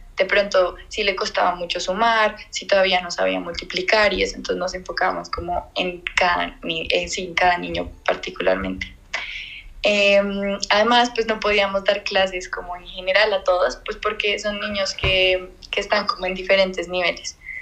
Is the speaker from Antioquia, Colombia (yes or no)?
no; Bogotá, Colombia; soy de Bogotá, Colombia